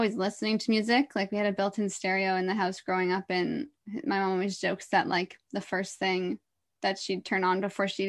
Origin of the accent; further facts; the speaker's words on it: Orillia, Ontario, Canada; moved away as an adult; also born or lived in Toronto / Whistler / Vancouver; I was born in Toronto, but before I was even one, I grew up in Orillia.